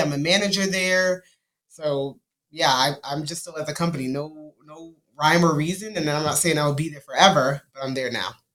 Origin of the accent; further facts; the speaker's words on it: New York City, New York, United States; moved away as an adult; now in Dallas, United States; we're from Brooklyn, New York. We live in Dallas, Texas, for the now seven years